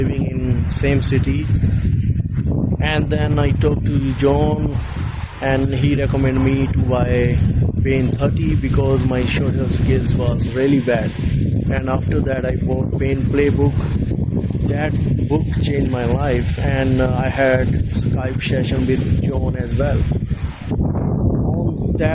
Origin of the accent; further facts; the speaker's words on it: India; now in Australia; I am from India